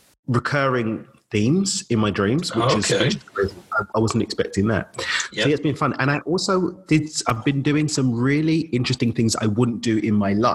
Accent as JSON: {"language": "English", "country": "United Kingdom", "said": "Luigi's also a fellow Brit, so it's great to hear an accent that I recognize."}